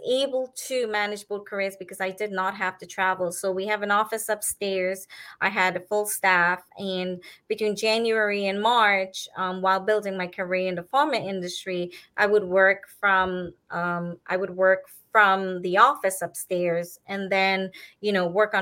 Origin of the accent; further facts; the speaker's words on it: Trinidad & Tobago; now in Miami, United States; I am fifth generation Indian from Trinidad.